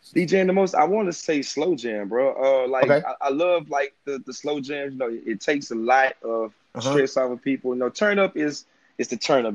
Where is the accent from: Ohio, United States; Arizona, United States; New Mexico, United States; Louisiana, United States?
Louisiana, United States; Maryville; now in Baton Rouge, United States; I'm from Maryville, Louisiana, but mm-hmm. I, I, reside in Baton Rouge, Louisiana